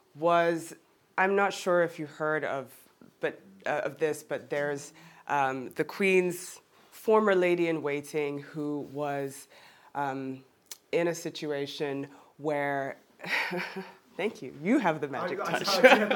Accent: Geneva, Switzerland; born there; as I mentioned, I was born in Geneva, I look like I do, but I kind of sound like I'm from the US.

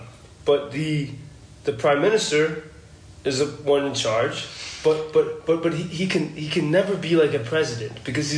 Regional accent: United States; now in Lviv, Ukraine; But I'm American.

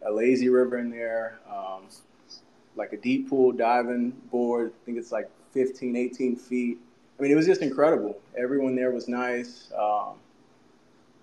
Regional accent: Memphis, Tennessee, United States; growing up in Memphis

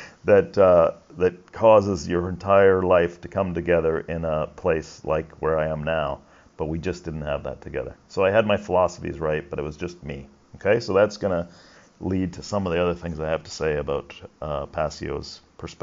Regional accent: Canada; I'm Canadian

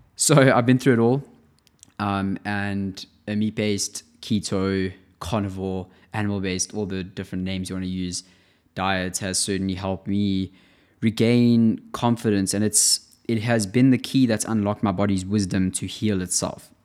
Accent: South Africa; now in Amsterdam, Netherlands; I'm living in Europe at the moment, in Amsterdam, and I'm from South Africa

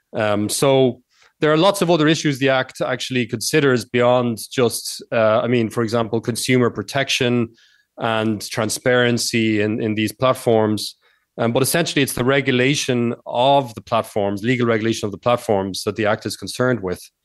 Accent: Ireland; moved away as an adult; also born or lived in United States / Spain; I, I grew up in Ireland, and I lived about twelve years in the United States.

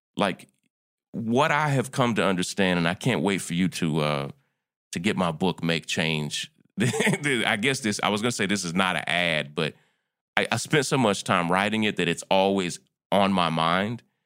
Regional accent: Kentucky, United States; my wife and I both are born and raised in Kentucky

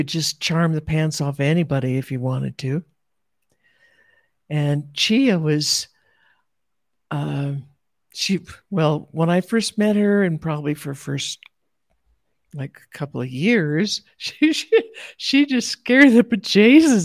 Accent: United States; elders with white hair that I grew up with in America

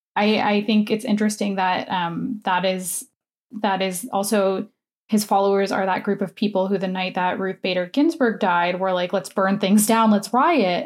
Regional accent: United States; now in Canada; I am an American citizen

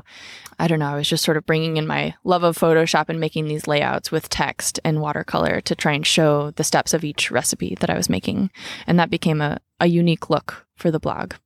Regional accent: Sebastopol, California, United States; I grew up in Sebastopol in an apple orchard

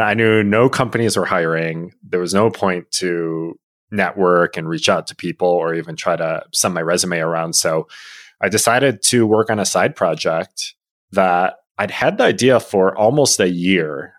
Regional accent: Illinois, United States; growing up in Illinois, U I U C was the obvious choice

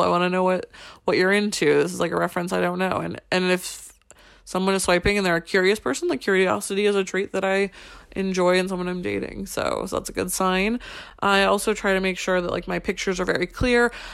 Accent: United States; moved away as an adult; now in Paris, France; as an American in Paris

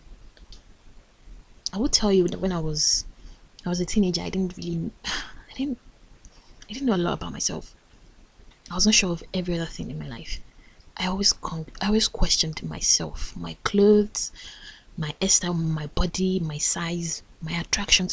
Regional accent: Nigeria; as a Nigerian

